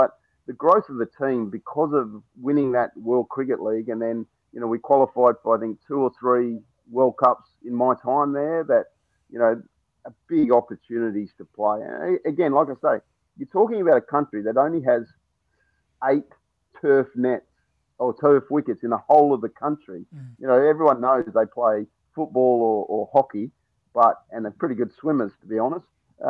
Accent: Australia; now in Durham, United Kingdom; as an Aussie coach, watching the Ashes this year was always going to be interesting because obviously I'm going to barrack for Australia

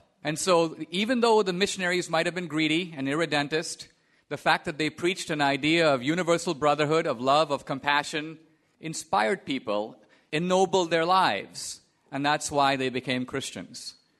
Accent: Goa, India; now in New York, United States; Now, I was raised in India, and I come from a small part of India called Goa, which was a Portuguese colony. And I'd always assumed that my Christianity was the product, quite honestly, of the Portuguese Inquisition.

